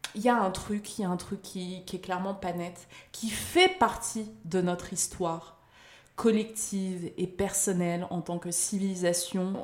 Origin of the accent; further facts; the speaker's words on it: France; Certes, je suis née en France, j'ai vécu en France